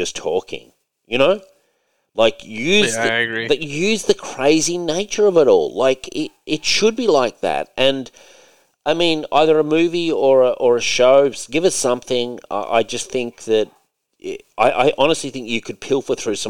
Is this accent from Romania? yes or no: no; Australia; As an Aussie